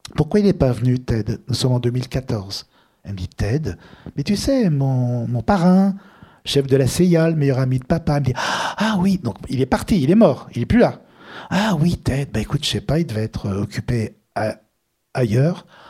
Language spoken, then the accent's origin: French; Lyon, Auvergne-Rhône-Alpes, France; also born or lived in Tunis, Tunisia; now in Paris, France; on est de Lyon